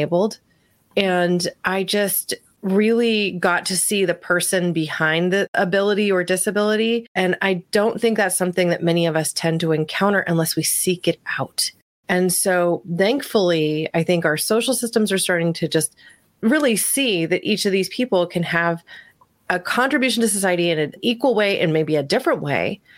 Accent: Medford, Oregon, United States; growing up in Southern Oregon in this small town of Medford

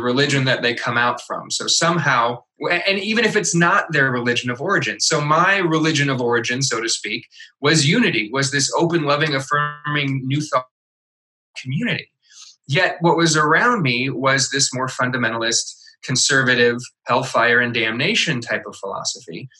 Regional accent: Midwest, United States; I was raised in the Midwest, which is very much a Bible Belt type of part of the country

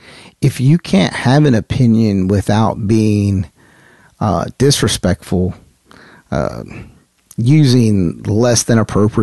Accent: the South, United States; I grew up in the military. I'm from the South.

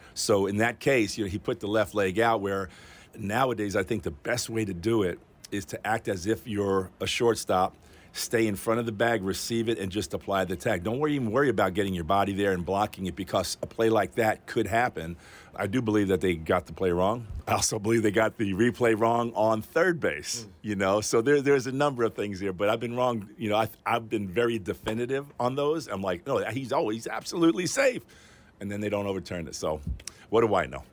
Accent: New York, United States; I grew up in New York

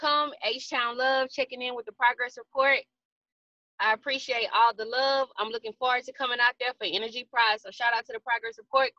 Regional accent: Houston, Texas, United States; I'm from Houston.

